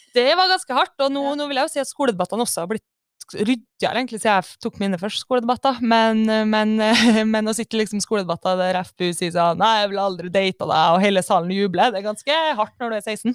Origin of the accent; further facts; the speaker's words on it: Kristiansund, Møre og Romsdal, Norway; jeg kommer fra Kristiansund